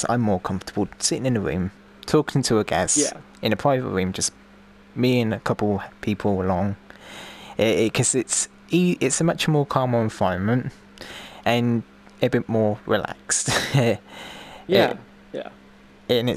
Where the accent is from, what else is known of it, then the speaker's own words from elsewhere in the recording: United Kingdom; I'm from the UK